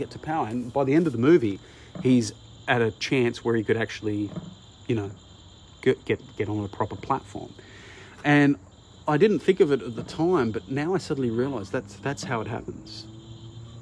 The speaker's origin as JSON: {"language": "English", "town": "Broken Hill", "region": "New South Wales", "country": "Australia", "tie": "born or raised there", "said": "I grew up in Broken Hill"}